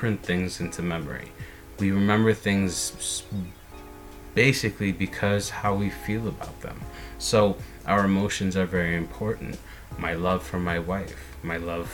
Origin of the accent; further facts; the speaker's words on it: United States; I am an American